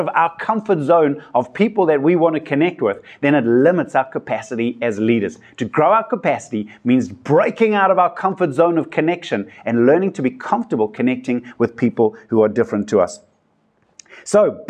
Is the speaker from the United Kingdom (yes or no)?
no; South Africa; I come from South Africa where we've got such a diversity of cultures